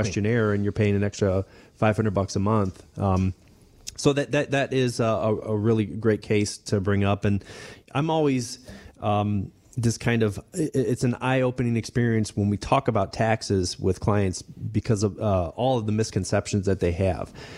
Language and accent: English; Denver, Colorado, United States; I grew up, um, I was born in Denver